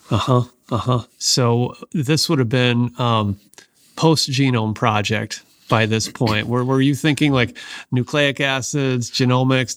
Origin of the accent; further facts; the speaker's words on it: Seattle, Washington, United States; my hometown of Seattle